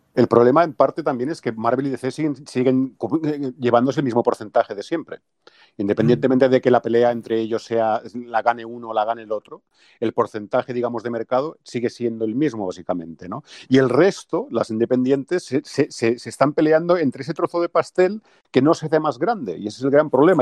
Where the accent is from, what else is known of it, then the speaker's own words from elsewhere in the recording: Catalonia, Spain; soy catalán